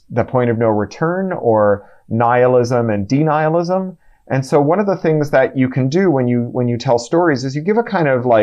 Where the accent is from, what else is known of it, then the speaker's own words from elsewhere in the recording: Canada; as a Canadian